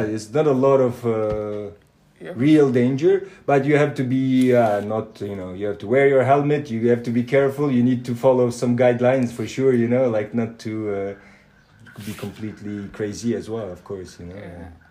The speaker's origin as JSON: {"language": "English", "country": "Turkey", "also_born_or_lived": "Germany", "moved": "yes", "said": "I live in Turkey as well. this is my home country. this is where my family is from"}